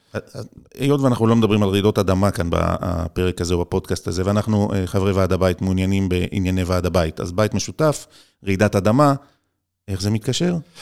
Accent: Israel; אני ישראלי

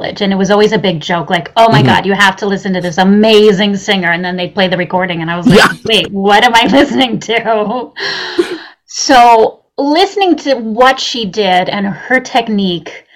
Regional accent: West Virginia, United States; I grew up in West Virginia

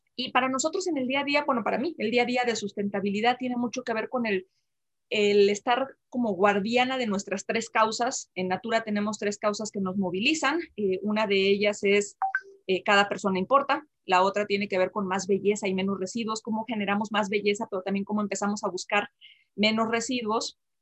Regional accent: Jalisco, Mexico; moved away as an adult; also born or lived in Aguascalientes; yo nací en Jalisco, una comunidad muy pequeña, en un pueblito

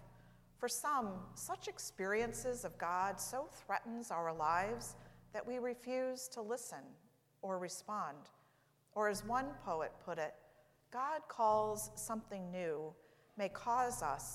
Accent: St. Louis, Missouri, United States; moved away; St. Louis, my hometown

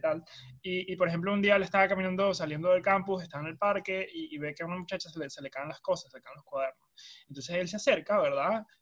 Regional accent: Venezuela; los venezolanos, creo yo, que todos nuestros amigos y familiares están esparcidos alrededor del mundo

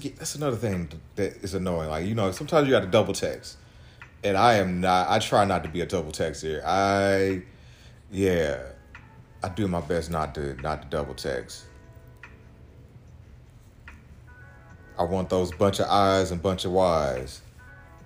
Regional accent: Missouri, United States; I'm from Missouri

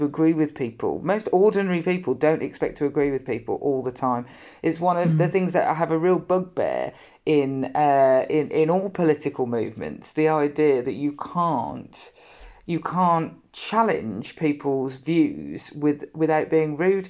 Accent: Birmingham, West Midlands, United Kingdom; I come from Birmingham, the farthest away from the sea.

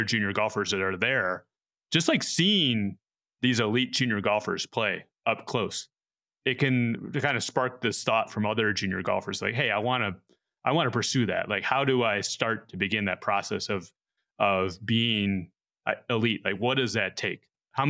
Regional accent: Wheaton, Illinois, United States; one of the years that Colt Knost won was in my hometown. It was at Cantini in Wheaton, Illinois

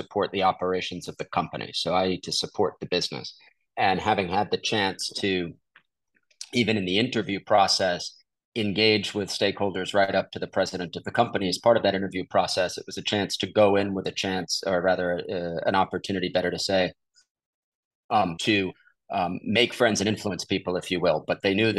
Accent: New York City, New York, United States; also born or lived in Washington, D.C. / Dallas; now in Houston, United States; I'm a New Yorker who grew up in New York City

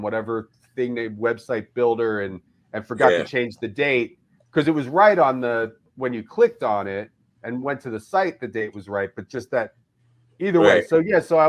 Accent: Philadelphia, Pennsylvania, United States; moved away as an adult; also born or lived in Eugene / Ireland / Amsterdam / Austin; I grew up in Philadelphia

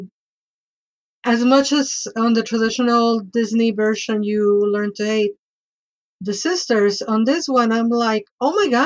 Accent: Mexico; moved away; I grew up in Mexico

